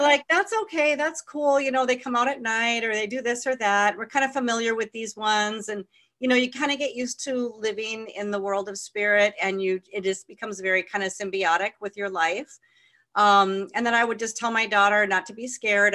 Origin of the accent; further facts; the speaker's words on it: California, United States; I grew up in California